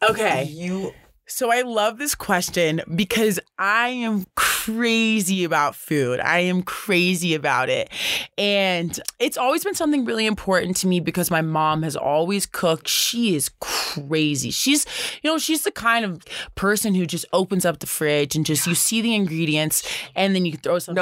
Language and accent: English; the South, United States; now in Boulder, United States; growing up in the South